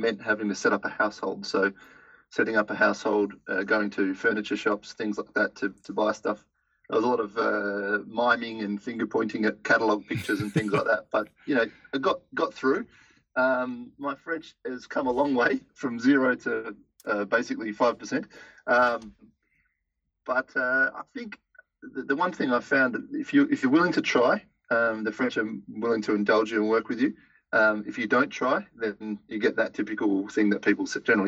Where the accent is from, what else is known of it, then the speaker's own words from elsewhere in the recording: Western Australia, Australia; moved away as an adult; also born or lived in Melbourne, Australia; now in Paris, France; I grew up in Western Australia